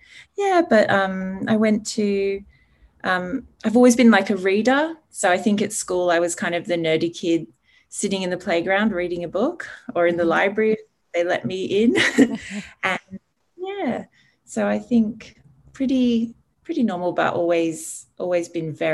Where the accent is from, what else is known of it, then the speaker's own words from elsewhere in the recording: Sydney, New South Wales, Australia; also born or lived in England; I was born in England. My parents are English and Irish, and we moved to Australia when I was six, to Sydney, in the Northern Beaches. And I had a pretty ordinary Sydney childhood